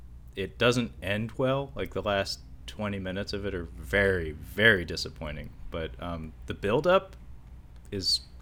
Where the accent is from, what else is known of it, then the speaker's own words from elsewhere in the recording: Kowloon Bay, Kowloon, Hong Kong; born there; I was born in Kowloon Bay.